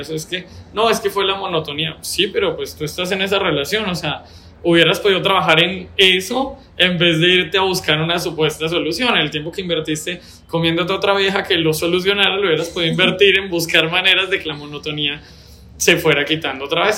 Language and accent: Spanish; Bogotá, Colombia; also born or lived in Bucaramanga; now in Medellín, Colombia; ser Rolo